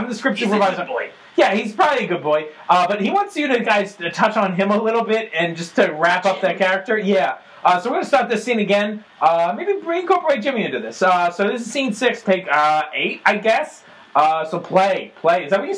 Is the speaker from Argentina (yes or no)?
yes; Argentina; I'm from Argentina myself.